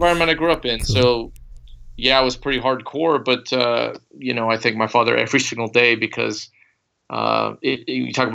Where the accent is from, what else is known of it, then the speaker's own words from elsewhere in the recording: Bakersfield, California, United States; also born or lived in Fresno; We grew up in Bakersfield